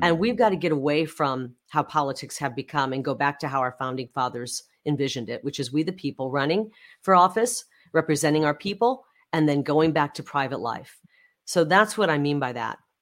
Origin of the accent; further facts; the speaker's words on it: Iowa side of the Mississippi River, United States; now in Arizona, United States; I grew up in the Midwest. I grew up an hour from the hometown of Ronald Reagan